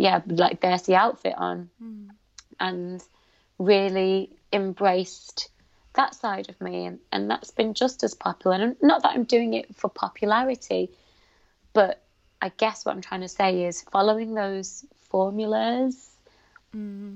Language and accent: English; United Kingdom; I'm proud of being Pakistani. I'm proud of being British.